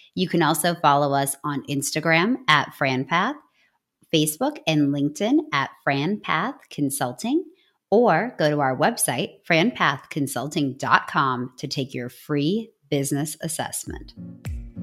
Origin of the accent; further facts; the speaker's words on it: Midwest, United States; I'm from the Midwest